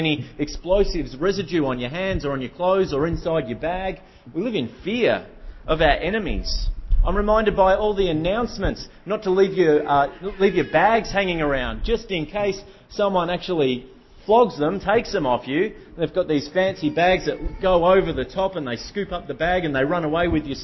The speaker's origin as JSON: {"language": "English", "town": "Melbourne", "region": "Victoria", "country": "Australia", "moved": "yes", "said": "I come from Melbourne originally."}